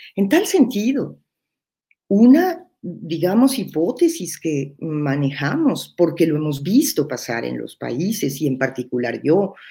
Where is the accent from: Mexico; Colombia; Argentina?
Mexico; dos compañeras que somos mexicanas